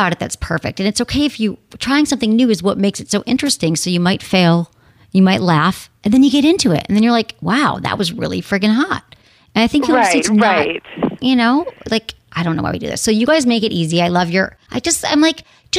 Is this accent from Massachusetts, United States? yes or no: no; Michigan, United States; we're both from Michigan